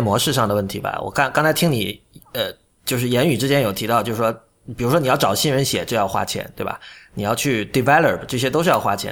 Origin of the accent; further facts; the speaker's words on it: Shenzhen, Guangdong, China; 我是在深圳长大的